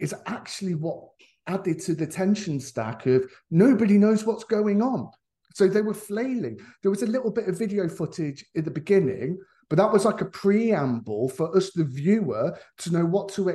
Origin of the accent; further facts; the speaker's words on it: Leicester, East Midlands, United Kingdom; my personal experience of growing up in Leicester